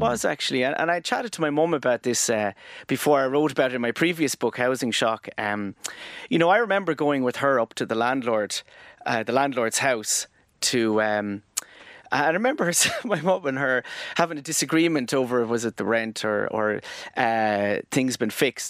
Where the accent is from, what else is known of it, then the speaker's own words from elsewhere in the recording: Tramore, Munster, Ireland; I grew up in Tremor, yeah, in the, um, er, the nineteen eighties.